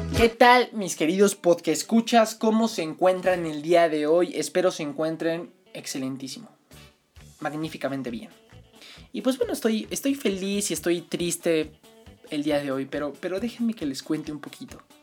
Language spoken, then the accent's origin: Spanish; Mexico City, Mexico; Entonces yo nací el 11 de junio de 1999 en la Ciudad de México. Yo soy chilango